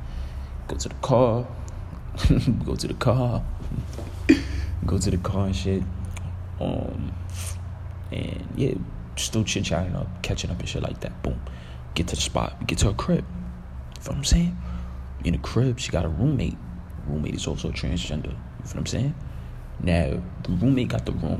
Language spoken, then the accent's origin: English; New York City, New York, United States; I'm from Canarsie